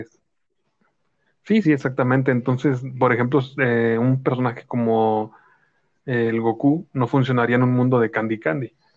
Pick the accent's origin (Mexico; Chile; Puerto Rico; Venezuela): Mexico; Jalisco; supuestamente nosotros hablamos cantando aquí en, en Jalisco